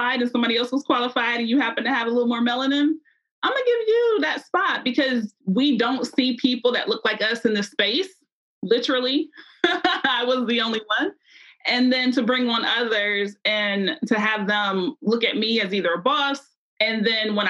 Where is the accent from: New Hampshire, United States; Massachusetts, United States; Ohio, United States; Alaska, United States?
Ohio, United States; Columbus; now in Cincinnati, United States; I'm from Columbus, Ohio, which has Ohio State